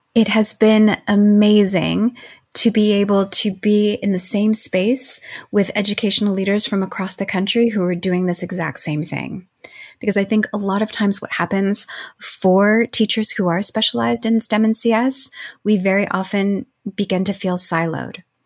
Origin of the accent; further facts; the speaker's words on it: Arizona, United States; moved away; growing up in Arizona, and majority of my family still lives there.